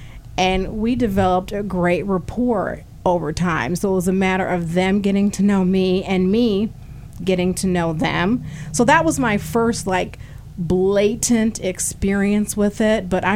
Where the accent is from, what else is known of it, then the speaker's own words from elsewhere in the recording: Galesburg, Illinois, United States; now in Peoria, United States; I was actually born here in Peoria, but I was raised in Galesburg